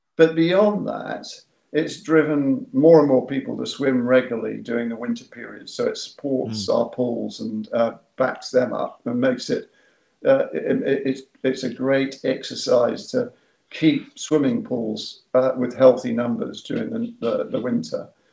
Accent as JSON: {"language": "English", "town": "Yapton", "region": "South East England", "country": "United Kingdom", "said": "I'm from Yapton, mm. West Sussex"}